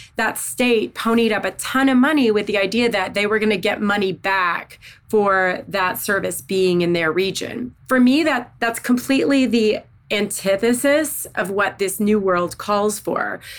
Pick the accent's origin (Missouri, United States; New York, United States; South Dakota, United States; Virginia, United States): Missouri, United States; Southeast; also born or lived in Northeast Arkansas; I was born in Northeast Arkansas. I grew up in Southeast Missouri.